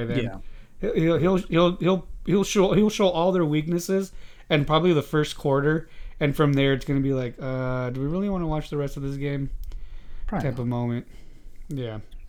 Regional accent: Southern California, United States; I'm from Southern California.

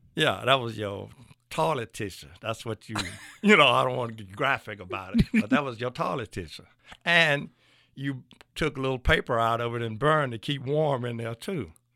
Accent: Clarksdale, Mississippi, United States; moved away as an adult; also born or lived in Lorman, Mississippi; now in Louisville, United States; I was born and raised in Clarksdale, Mississippi

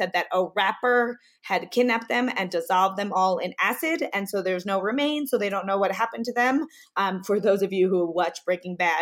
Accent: New York City, New York, United States; moved away as an adult; now in Mexico; I'm originally from New York City, but I've been living in Mexico for the past 8 years

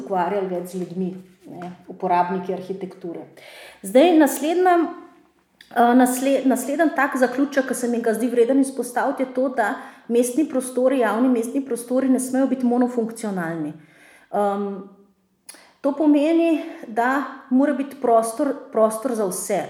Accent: Ljubljana, Slovenia; Jaz sem Ljubljančanka, živim v starem uh, uh, mestnem jedru

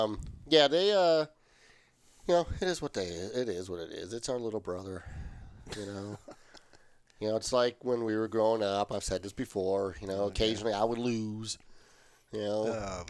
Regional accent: Michigan, United States; being from Michigan

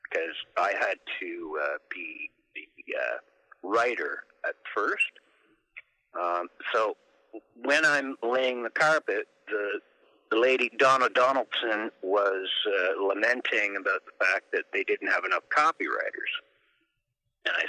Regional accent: Smiths Falls, Ontario, Canada; I was from Smith Falls

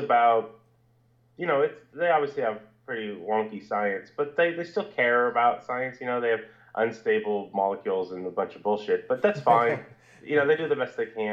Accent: Northern California, United States; I grew up in Northern California, not Bay Area, Northern California, where there's pine trees and blackberry bushes and fields

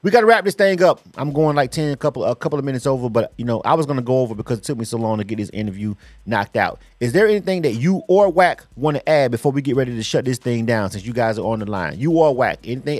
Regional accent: Panama City, Florida, United States; now in Atlanta, United States; I'm from the South, but I'm not born and raised in Atlanta, even though this is my home for 20 years, so it's my second home. But I'm from Florida. I'm not from Miami.

